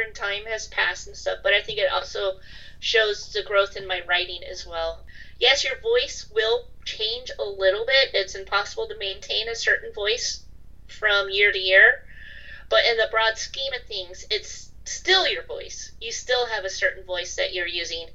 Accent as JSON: {"language": "English", "country": "United States", "also_born_or_lived": "Europe", "said": "I'm American. I did live in Europe for a while, but I'm still mostly American"}